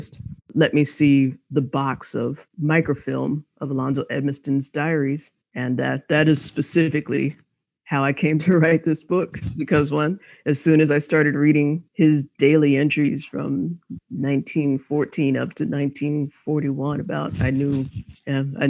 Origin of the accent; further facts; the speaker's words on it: Austin, Texas, United States; also born or lived in Chapel Hill, North Carolina; now in Dallas, United States; I grew up in Austin, Texas